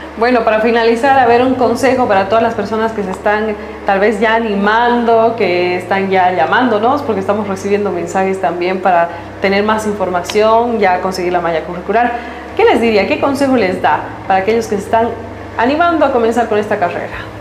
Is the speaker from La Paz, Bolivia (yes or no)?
no; Tarija, Bolivia; somos afortunados los tarijeños por la riqueza natural que tenemos